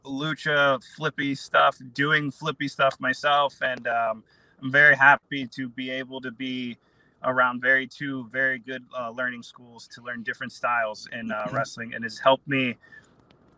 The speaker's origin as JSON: {"language": "English", "town": "Guaynabo", "country": "Puerto Rico", "tie": "born or raised there", "moved": "yes", "said": "I was born in Puerto Rico, Guaynabo, Puerto Rico"}